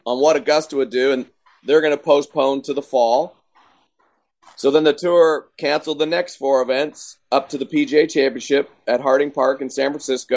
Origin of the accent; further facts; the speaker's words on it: Canada; now in Texas, United States; me being a Canadian